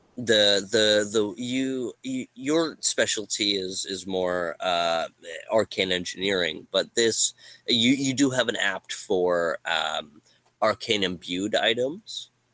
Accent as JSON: {"language": "English", "country": "Canada", "said": "we're Canadian"}